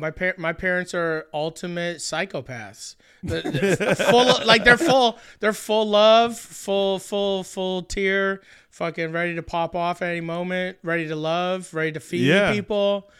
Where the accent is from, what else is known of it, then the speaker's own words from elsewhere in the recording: Truro, Nova Scotia, Canada; also born or lived in Saint John / Dartmouth / Quispamsis; I was born in St. John, New Brunswick, and then moved to Truro, Nova Scotia. Shout out to Truro.